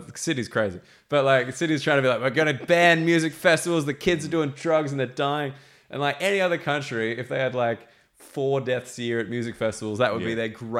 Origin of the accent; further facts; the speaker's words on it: Sydney, New South Wales, Australia; now in United Kingdom; I'm from Sydney